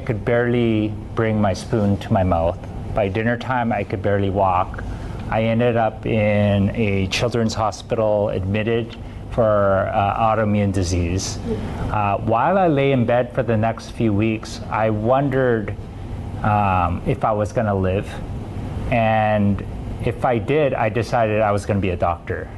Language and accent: English; Vancouver, British Columbia, Canada; I'm from Vancouver, Canada